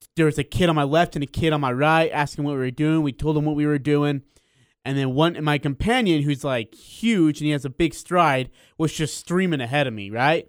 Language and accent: English; India; moved away; I was born in India